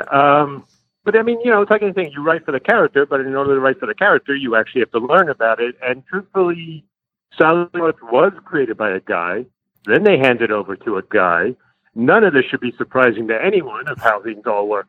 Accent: Long Island, New York, United States; I grew up on Long Island, hence this accent.

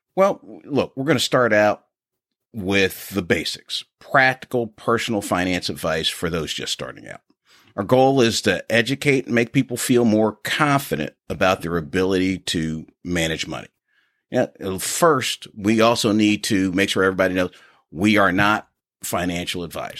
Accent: Philadelphia, Pennsylvania, United States; now in Memphis, United States; I grew up in Philadelphia, Pennsylvania, and now reside in the Memphis area

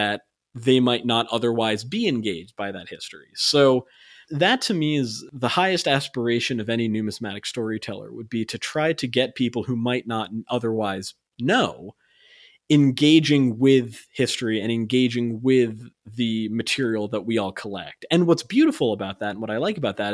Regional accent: United States; as an American

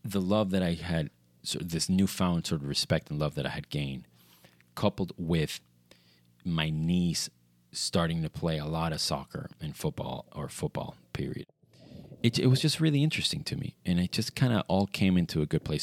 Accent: Venezuela; growing up in Venezuela, you see a lot or you saw a lot of Italian football

